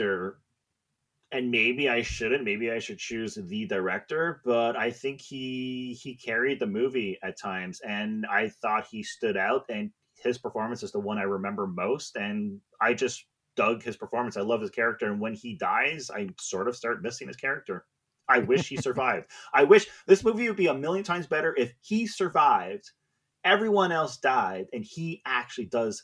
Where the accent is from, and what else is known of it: Canada